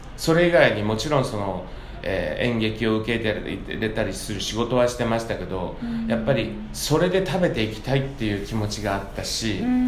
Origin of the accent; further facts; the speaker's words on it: Fukuoka, Japan; now in New York, United States; 僕地元が福岡